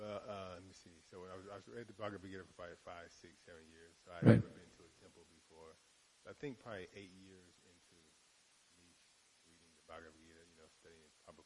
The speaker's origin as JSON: {"language": "English", "region": "Arizona", "country": "United States", "said": "From Dallas, I'm originally from Arizona, so I came to Dallas"}